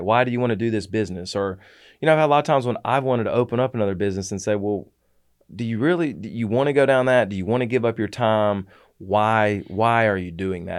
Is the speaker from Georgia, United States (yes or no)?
yes; Atlanta, Georgia, United States; moved away; I'm from Atlanta